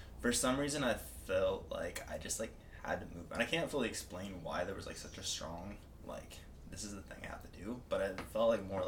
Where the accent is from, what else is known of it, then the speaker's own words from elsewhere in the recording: Nebraska, United States; moved away as an adult; now in Scottsdale, United States; I own an online coaching business. I am originally from Nebraska, but yeah, moved here to Scottsdale about 15 months ago